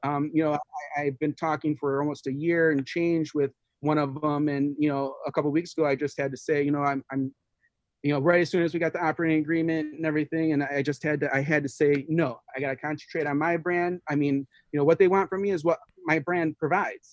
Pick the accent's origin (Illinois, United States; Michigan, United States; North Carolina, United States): Michigan, United States; Detroit; I was born in Detroit, and you know, I, I was only there to third grade